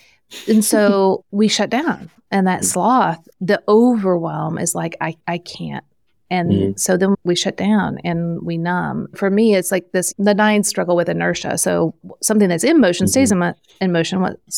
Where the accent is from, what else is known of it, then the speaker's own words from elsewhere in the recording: Midwest, United States; I'm from the Midwest, so I say soda or pop.